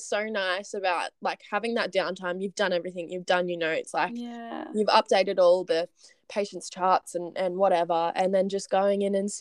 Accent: Ballarat, Victoria, Australia; moved away; I'm from Ballarat

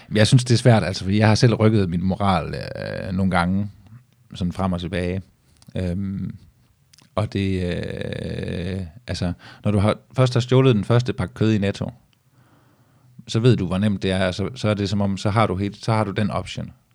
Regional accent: Vejrup, Southern Denmark, Denmark; also born or lived in Esbjerg; grunden til, at jeg har boet i vej op, var fordi, at, øh, at det var billigt at få hus derude

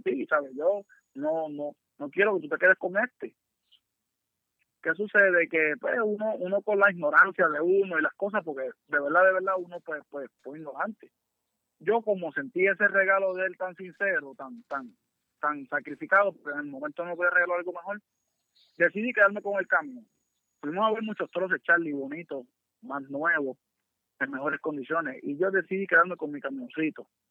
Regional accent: Naguabo, Puerto Rico; nosotros somos los … de Nahuabo

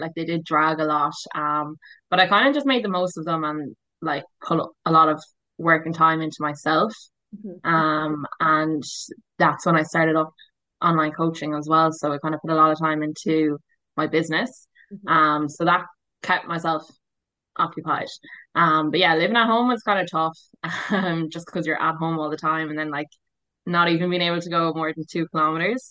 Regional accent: Waterford, Munster, Ireland; moved away as an adult; also born or lived in Barcelona, Spain; now in Perth, Australia; I'm 25 from Waterford.

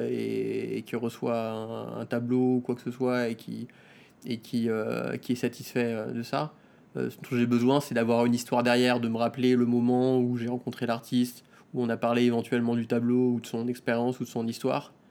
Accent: France; moved away as an adult; now in Tokyo, Japan; je suis arrivé en, euh, donc de France à Tokyo euh, en 2007.

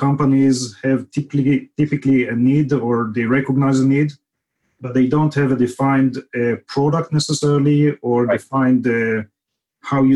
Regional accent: Israel; moved away as an adult; now in Silicon Valley, United States; grew up in Israel, as you can detect from the accent

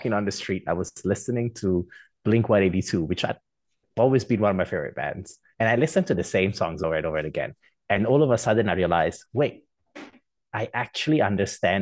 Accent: Perugia, Umbria, Italy; English is a second language; moved away as an adult; also born or lived in Vancouver, Canada; now in Singapore; I was born in, I would say, for global standards, small town, for Italian standards, is considered a city called Perugia

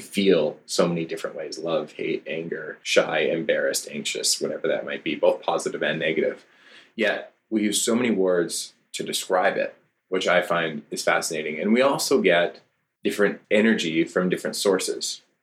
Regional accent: Cranbrook, British Columbia, Canada; I grew up in Cranbrook, BC

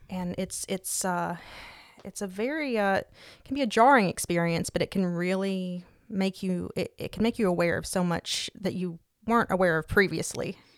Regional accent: East Tennessee, United States; I was born and raised in East Tennessee

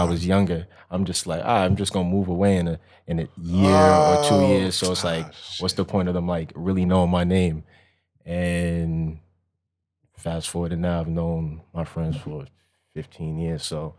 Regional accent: Long Island, New York, United States; also born or lived in Connecticut / North Carolina / Texas; I was born in New York and then moved around different spots in New York and then moved to Connecticut, then moved to North Carolina, then Texas. So by the time I got back to Long Island, where I'm from

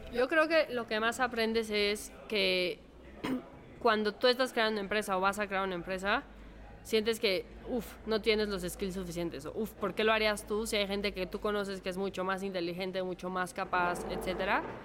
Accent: Mexico; yo soy mexicana, estudié aquí en el ITAM

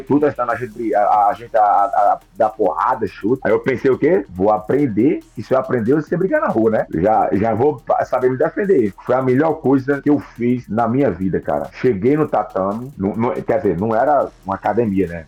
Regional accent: Northeast Region, Brazil; minha terra tem uma festa chamada Chamegão, que é o São João, né? Que é muito forte no Nordeste.

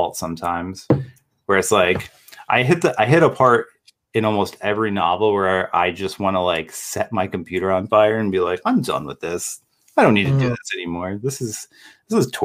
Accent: Toms River, New Jersey, United States; my hometown of Toms River

